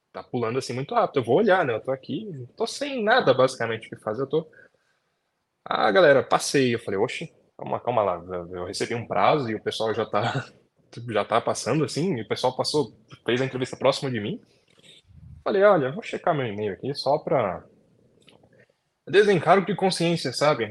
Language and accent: Portuguese; São Paulo, Brazil; eu nasci fui criado aqui em São Paulo. Zona Norte.